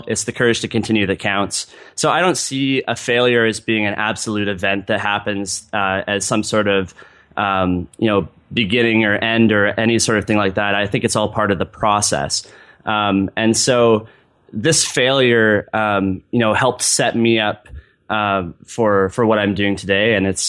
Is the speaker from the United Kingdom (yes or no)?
no; Vancouver, British Columbia, Canada; In the bio, I'm from Vancouver, BC in Canada.